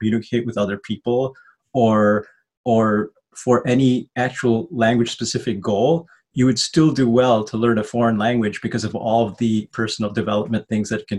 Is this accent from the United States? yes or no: yes; Chicago, Illinois, United States; also born or lived in Wheaton, Illinois / France / Netherlands; I grew up in Rogers Park, which was very culturally diverse